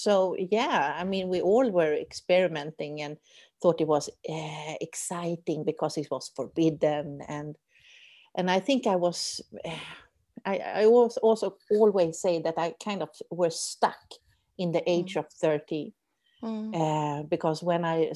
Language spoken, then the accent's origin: English; Sweden; accent: Swedish; English is a second language; now in Doha, Qatar; I'm from Sweden, as you may hear in my Swedish